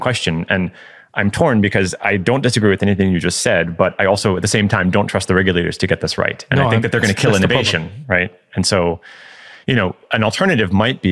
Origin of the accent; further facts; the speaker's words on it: United States; me as an American citizen